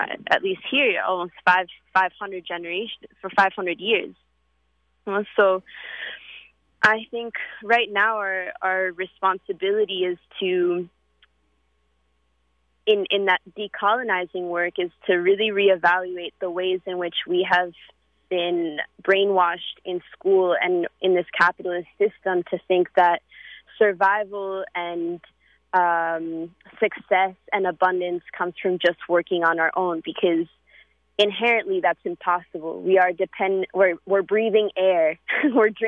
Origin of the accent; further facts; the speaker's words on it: New York City, New York, United States; growing up in New York